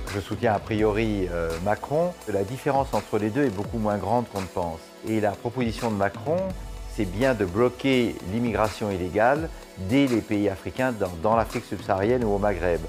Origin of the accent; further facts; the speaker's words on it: France; En tant que Français